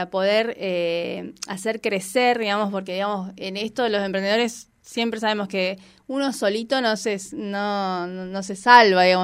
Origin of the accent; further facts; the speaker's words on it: Patagonia, Argentina; estamos bueno, somos patagónicos.